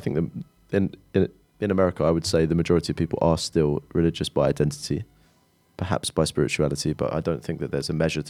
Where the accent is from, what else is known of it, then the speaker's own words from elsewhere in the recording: London, United Kingdom; we are from the Reformed Jewish community in North London